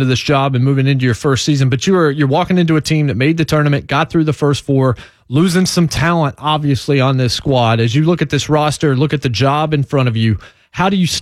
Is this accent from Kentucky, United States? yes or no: no; Winston-Salem, North Carolina, United States; moved away; I grew up in Winston-Salem, wasn't born there, but I lived a long time there